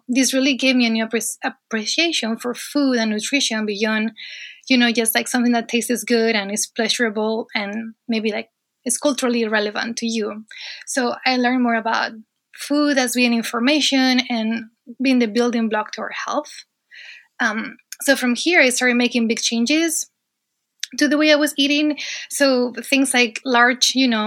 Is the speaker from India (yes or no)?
no; Asturias, Spain; moved away as an adult; now in United States; So I am originally from Spain, actually from northern Spain, a region called Asturias.